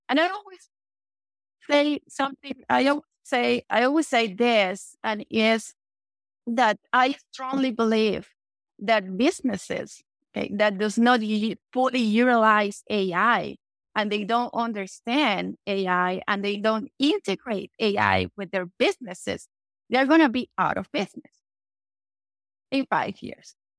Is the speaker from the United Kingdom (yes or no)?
no; Venezuela; English is a second language; moved away as an adult; also born or lived in Panama; now in United States; English is not my first language because I was born in Venezuela